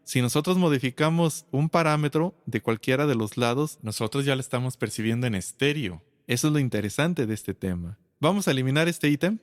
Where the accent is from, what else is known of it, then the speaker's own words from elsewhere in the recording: Aguascalientes, Mexico; soy de Aguascalientes, México